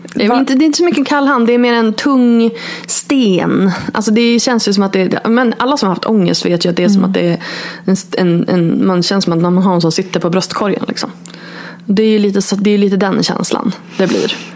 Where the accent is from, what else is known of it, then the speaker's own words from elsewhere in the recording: Örnsköldsvik, Västernorrland County, Sweden; moved away as an adult; also born or lived in Borås / Stockholm / New York; now in Örnsköldsvik, Sweden; bott borta från min hemstad då, Örnsköldsvik, i 17 år